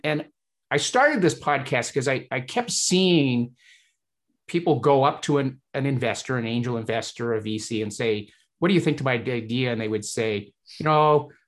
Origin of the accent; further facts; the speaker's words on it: Hull, Yorkshire and the Humber, United Kingdom; moved away; it reminds me of my home country as well. I was born in Hull, uh, England, Yorkshire.